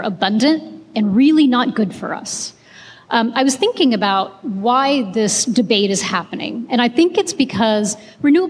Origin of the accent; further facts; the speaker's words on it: India; now in Texas, United States; I'm from India